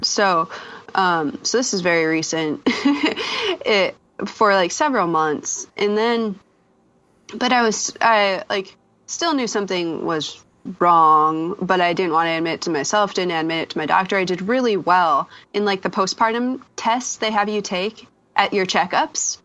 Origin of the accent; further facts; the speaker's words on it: western North Dakota, United States; moved away as an adult; now in St. Paul, Minnesota, United States; I grew up on the western side of North Dakota